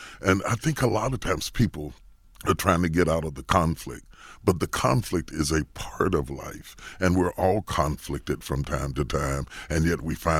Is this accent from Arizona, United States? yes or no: no; West Virginia, United States; I come from West Virginia. I'm a country boy.